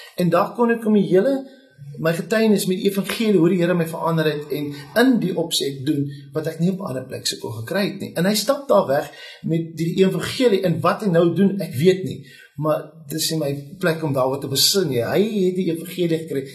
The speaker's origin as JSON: {"language": "Afrikaans", "town": "Bellville", "region": "Western Cape", "country": "South Africa", "tie": "born or raised there", "moved": "as an adult", "lives_now": "Beaufort West, South Africa", "said": "ek het groot geword in Oakdale Belwel"}